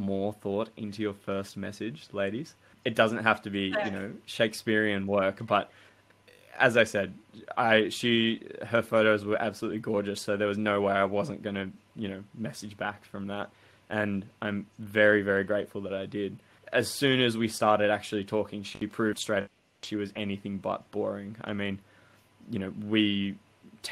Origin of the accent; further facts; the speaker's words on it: Australia; also born or lived in Sydney; me being Australian